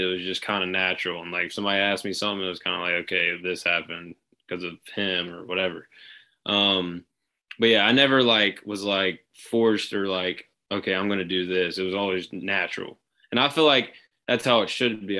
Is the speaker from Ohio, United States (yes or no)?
no; Shreveport, Louisiana, United States; I'm from Shreveport, Louisiana.